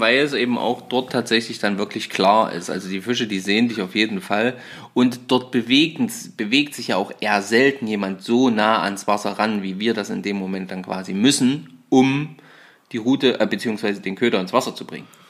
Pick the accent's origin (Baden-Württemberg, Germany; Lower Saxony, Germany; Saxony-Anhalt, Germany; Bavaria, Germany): Saxony-Anhalt, Germany; bei uns in Sachsen-Anhalt